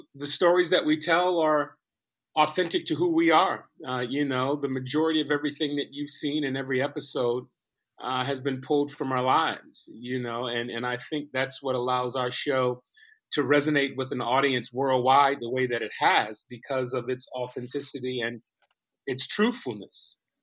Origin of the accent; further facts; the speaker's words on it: Compton, California, United States; growing up in Compton